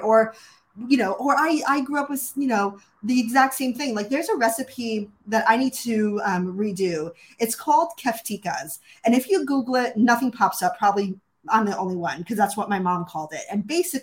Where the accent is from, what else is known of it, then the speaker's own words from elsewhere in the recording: New York City, New York, United States; also born or lived in Hawaii / Southern California; now in Pacific Northwest, United States; I grew up originally in Brooklyn, New York, in a Jewish family, and we moved to Hawaii and Southern California